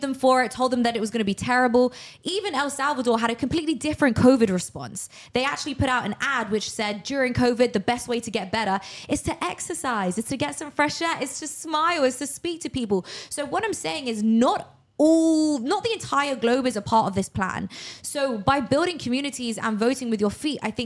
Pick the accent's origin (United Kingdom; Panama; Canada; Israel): United Kingdom; now in Miami, United States; as a British person